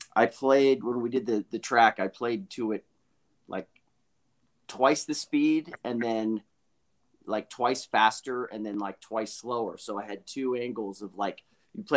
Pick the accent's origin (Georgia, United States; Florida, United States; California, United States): California, United States; Belvedere; I'm from the Bay Area. So that's Northern California, right outside of San Francisco. And I grew up in a town called Belvedere, which was right on the water.